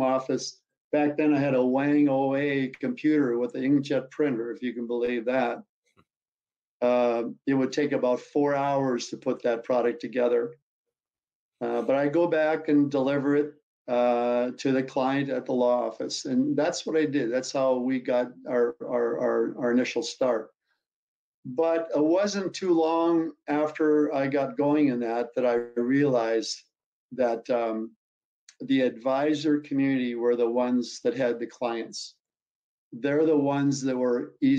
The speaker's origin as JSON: {"language": "English", "region": "North Dakota", "country": "United States", "tie": "born or raised there", "said": "I grew up in a very conservative family, Christian family in Red River Valley of the North."}